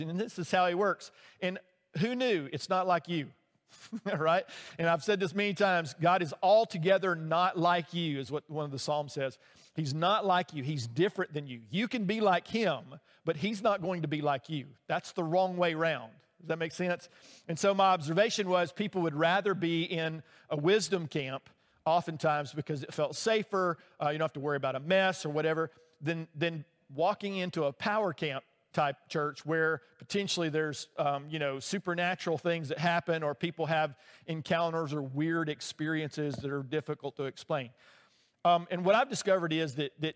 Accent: Alabama, United States; I grew up in Alabama

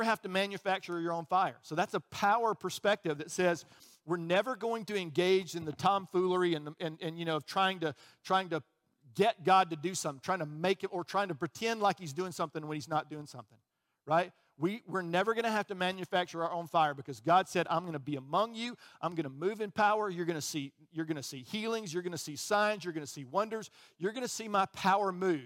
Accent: Birmingham, Alabama, United States; also born or lived in Chicago, Illinois; I got down here as quickly as I could. I was three, okay? And I grew up in Birmingham

